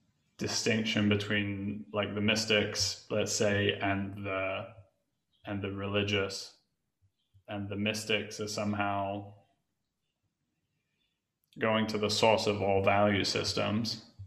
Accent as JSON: {"language": "English", "region": "England", "country": "United Kingdom", "tie": "born or raised there", "said": "Growing up in England, I was always drawn to like that sort of late 60s time"}